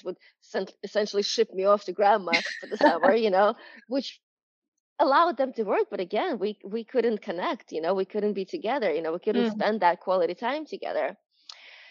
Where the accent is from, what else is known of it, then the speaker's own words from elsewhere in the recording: New York, United States; I'm from New York